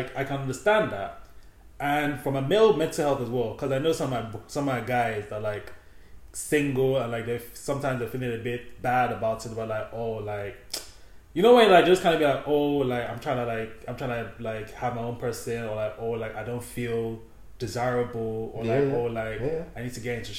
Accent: Nigeria; in the Nigerian culture, we just call everybody older than us auntie.

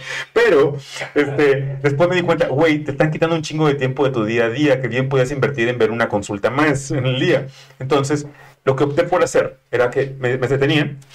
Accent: Monterrey, Nuevo León, Mexico; moved away as an adult; now in Mexico City, Mexico; soy regio, estaba en Monterrey

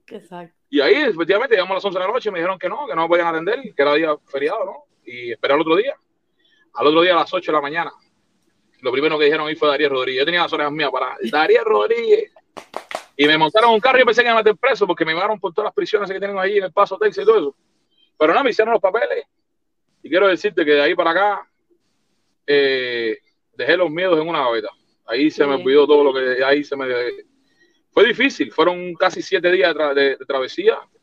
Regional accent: Cuba; moved away as an adult; now in United States

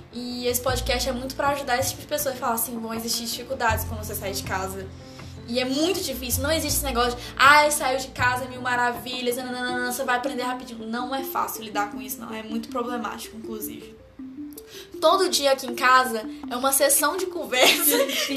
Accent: Tocantinópolis, Tocantins, Brazil; now in Belo Horizonte, Brazil; eu sou de uma cidade do interior do estado Tocantins

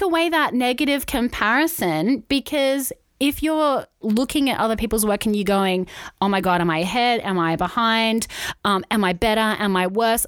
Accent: Wollongong, New South Wales, Australia; we're from Wollongong.

